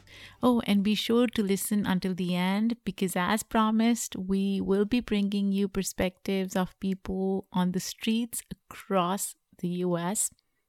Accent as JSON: {"language": "English", "country": "Pakistan", "said": "I am from Pakistan, so I get excited when I hear about other people."}